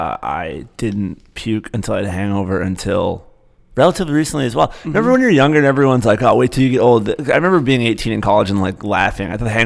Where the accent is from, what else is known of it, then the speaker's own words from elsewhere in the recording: Cincinnati, Ohio, United States; moved away; I'm from Cincinnati. So you say I lived there for years.